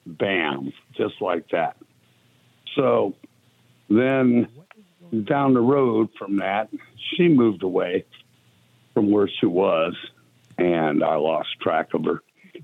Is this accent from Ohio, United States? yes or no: yes; Akron, Ohio, United States; now in Fort Myers, United States; I was from Akron originally, and I moved to Galion, Ohio, where she lived.